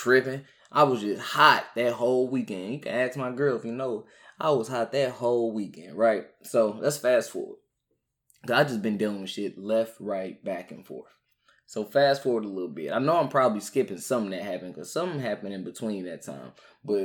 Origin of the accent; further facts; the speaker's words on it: St. Louis, Missouri, United States; I'm from St. Louis